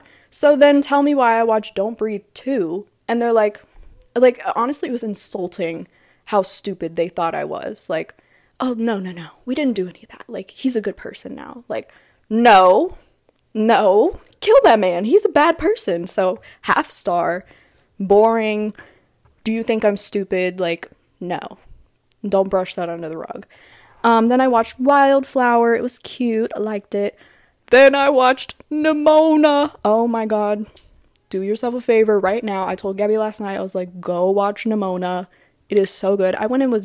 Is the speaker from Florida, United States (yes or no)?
yes; Gainesville, Florida, United States; I grew up in Gainesville